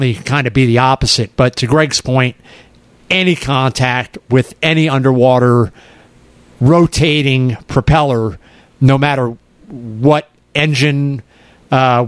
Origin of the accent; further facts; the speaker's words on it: Merritt Island, Florida, United States; growing up in Merritt Island